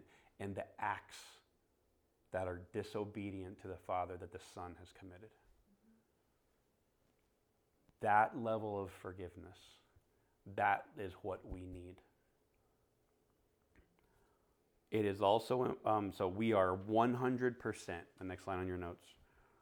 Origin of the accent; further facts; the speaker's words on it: Florida, United States; now in Phoenix, United States; I was in Florida